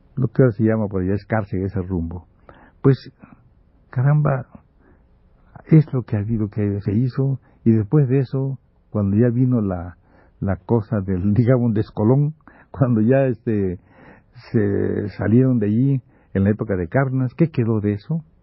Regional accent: Campeche, Mexico; moved away; estoy de vacaciones en mi pueblo

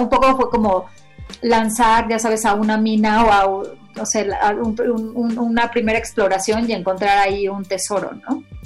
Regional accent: Mexico; éramos mexicanos

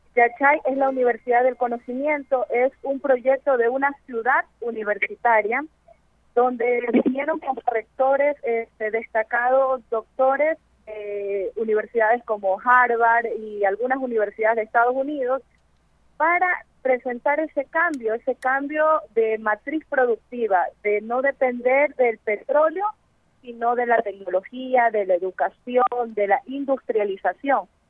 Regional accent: Ecuador; Yo como ecuatoriana

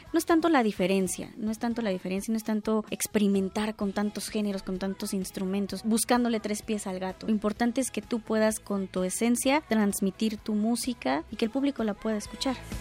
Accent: Chiapas, Mexico; moved away as an adult; now in Mexico City, Mexico; Yo soy una compositora, cantautora, soy de Chiapas.

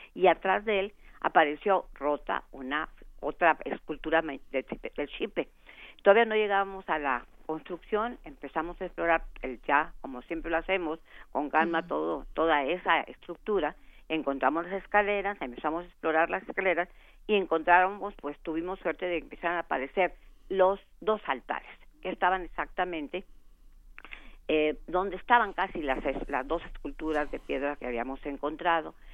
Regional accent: Mexico; nuestra idiosincrasia como mexicanos

